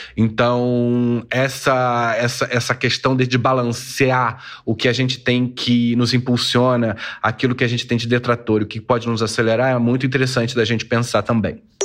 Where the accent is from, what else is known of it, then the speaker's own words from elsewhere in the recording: Brazil; a gente, como brasileiro